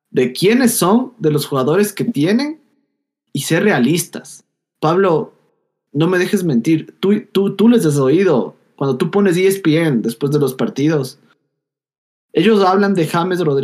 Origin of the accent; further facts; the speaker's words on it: Ecuador; somos ecuatorianos y somos gente.